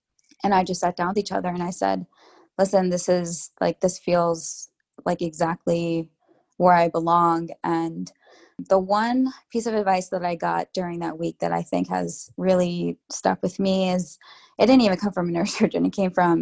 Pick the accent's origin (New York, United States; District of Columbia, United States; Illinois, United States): New York, United States; I'm a New Yorker through and through. And part of the reason I've stayed in New York my whole life